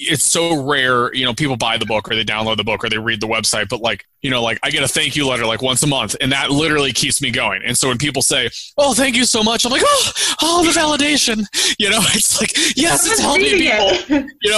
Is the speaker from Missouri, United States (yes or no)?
yes; St. Louis, Missouri, United States; moved away; also born or lived in Colorado; I'm from St. Louis, Missouri, and St. Louis, Missouri is a cooking town